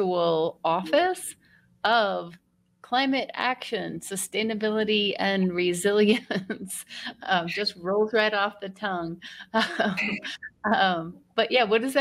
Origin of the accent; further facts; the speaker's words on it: Denver, Colorado, United States; moved away as an adult; I grew up in Denver